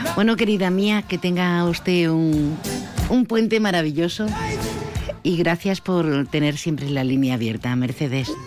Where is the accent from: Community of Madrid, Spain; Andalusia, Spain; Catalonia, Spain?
Andalusia, Spain; los que somos andaluces